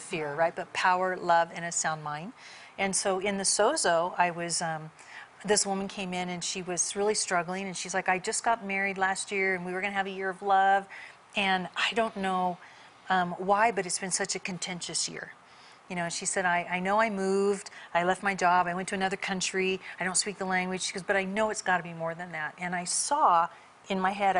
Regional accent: California, United States; I grew up in California, not in church

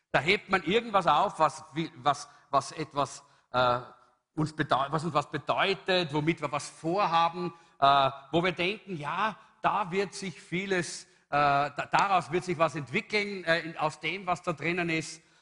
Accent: Salzburg, Austria; Äh, ich bin aus Salzburg, da, war, da ist es noch ein, ein übliches Wort.

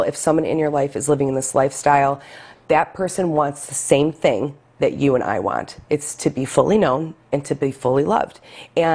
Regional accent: Lackawanna, New York, United States; the church I grew up with in Lackawanna, Our Lady of Victory Basilica

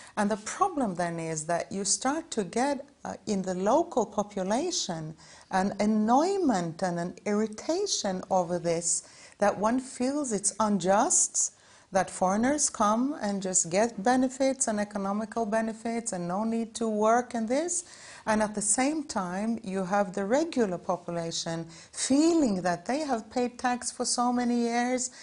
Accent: Norway; I come from Norway

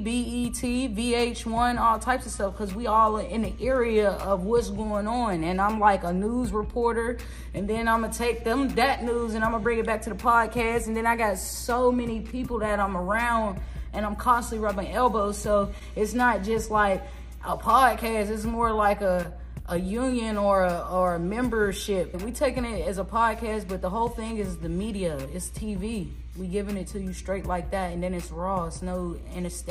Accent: Pittsburgh, Pennsylvania, United States; Originally, I'm from Pittsburgh, Pennsylvania. I'm from the city of Pittsburgh. I'm from the streets of the Hill

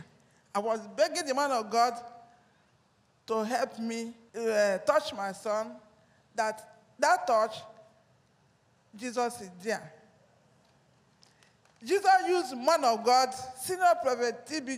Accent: Anambra, Nigeria; now in Lagos, Nigeria; I'm from Anambra State. We reside in Lagos here

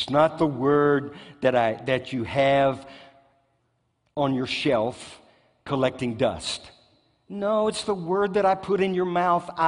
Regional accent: United States; I thank God I'm an American.

